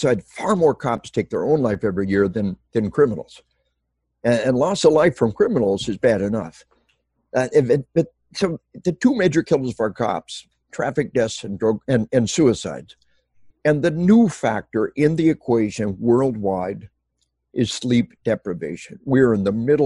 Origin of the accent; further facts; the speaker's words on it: Arkansas, United States; we are from Arkansas.